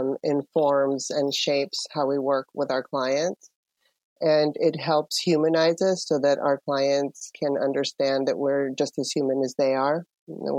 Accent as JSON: {"language": "English", "town": "San Francisco", "region": "California", "country": "United States", "tie": "born or raised there", "also_born_or_lived": "Panama", "said": "my family immigrated here when I was 7 to San Francisco."}